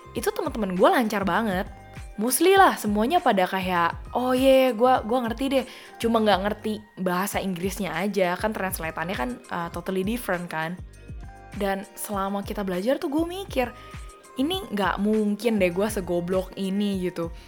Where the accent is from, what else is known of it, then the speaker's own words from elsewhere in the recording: Jakarta, Indonesia; accent: Jakarta; moved away as an adult; also born or lived in Perth, Australia; gue doang yang anak Jakarta sendirian di sini